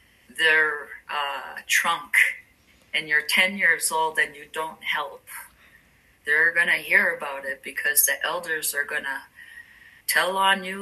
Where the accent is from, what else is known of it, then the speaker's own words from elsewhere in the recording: Gesgapegiag, Quebec, Canada; moved away as an adult; also born or lived in United States; I grew up in Gesgapegiag